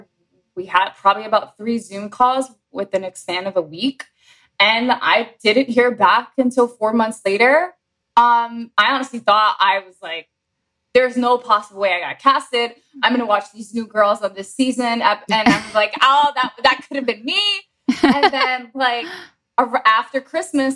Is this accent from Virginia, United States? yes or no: no; New York City, New York, United States; now in Miami, United States; I'm originally from New York City. I've been living in Miami for probably 11 years